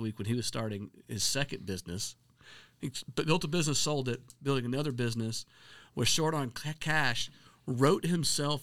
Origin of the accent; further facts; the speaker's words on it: Middle Tennessee, United States; we're both from Middle Tennessee.